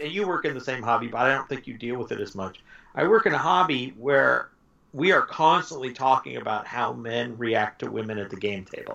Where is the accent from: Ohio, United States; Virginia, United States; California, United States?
California, United States; Los Angeles; also born or lived in Montebello, California / South Whittier, California; I grew up in Southern California, and all my friends were Hispanic in uh, East LA. Mm-hmm. I grew up East LA, Montebello, South Whittier, those that area